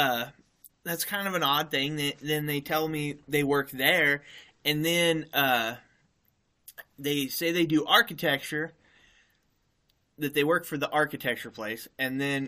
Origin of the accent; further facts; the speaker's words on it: Idaho, United States; I said, Idaho.